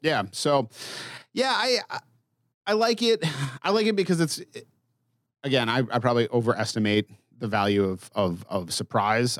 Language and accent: English; Massachusetts, United States; I grew up in Massachusetts